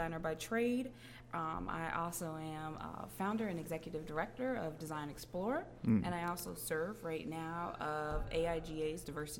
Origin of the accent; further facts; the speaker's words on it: Cleveland, Ohio, United States; Cleveland, Ohio.